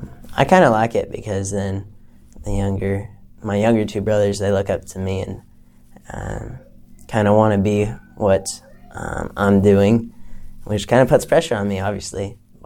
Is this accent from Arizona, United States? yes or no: no; South Carolina, United States; also born or lived in Michigan / Florida / Texas; I'm originally from South Carolina, but I've lived in several different states. I was born in Michigan, then moved down to the South basically for the rest of my life